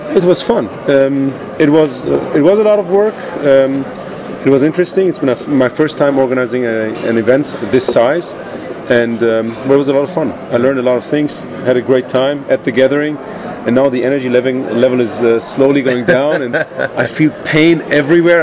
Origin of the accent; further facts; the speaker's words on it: Iran; moved away; I'm originally from Iran